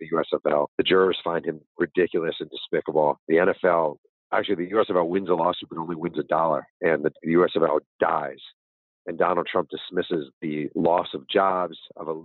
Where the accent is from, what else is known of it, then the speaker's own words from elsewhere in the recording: New York, United States; a kid growing up in New York